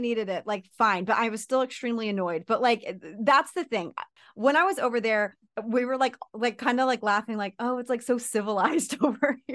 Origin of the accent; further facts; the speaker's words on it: United States; I'm American